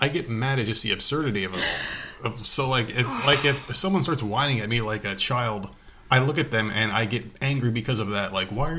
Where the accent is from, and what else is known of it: New York, United States; moved away as an adult